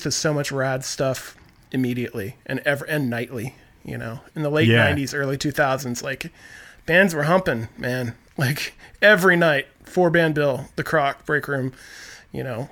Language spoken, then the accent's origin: English; Arizona, United States; moved away as an adult; also born or lived in Phoenix, Arizona / Portland, Oregon; now in Seattle, United States; I grew up in a really small town in Arizona, but I lived in Phoenix for 5 years before moving up here in 99